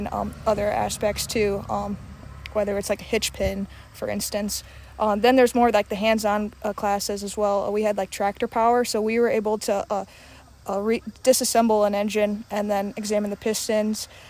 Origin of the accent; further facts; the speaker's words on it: North Central Illinois, United States; moved away as an adult; now in Iowa, United States; growing up, I grew up in North Central Illinois and came out to Iowa State